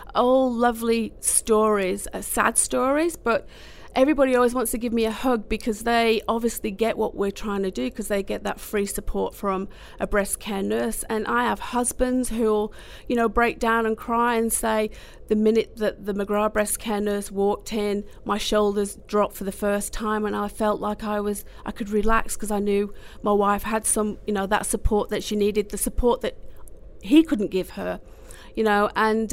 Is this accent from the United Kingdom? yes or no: yes; Manchester, North West England, United Kingdom; now in Australia; I'm from Manchester